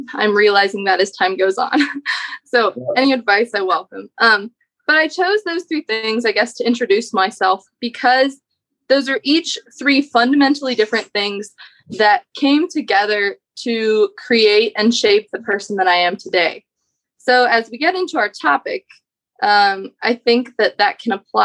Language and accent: English; Georgia, United States; also born or lived in Kazakhstan; I was adopted from Kazakhstan, which is a pretty small country that borders Russia. And I was adopted when I was 13 months old, came home to the USA, specifically Georgia